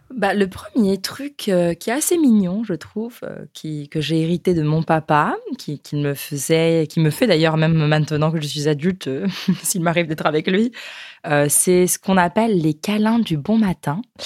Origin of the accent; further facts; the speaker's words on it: France; nous chez nous en France